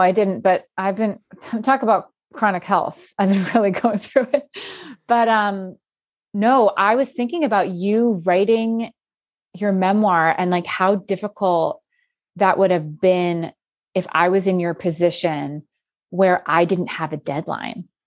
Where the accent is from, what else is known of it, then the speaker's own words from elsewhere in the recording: outside Philadelphia, Pennsylvania, United States; moved away as an adult; also born or lived in New York City; I grew up outside Phil-, Philadelphia where I actually live right